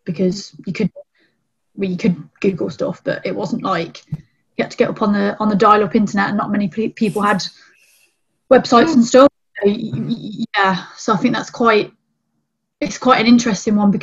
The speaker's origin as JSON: {"language": "English", "region": "England", "country": "United Kingdom", "said": "English female wrestler"}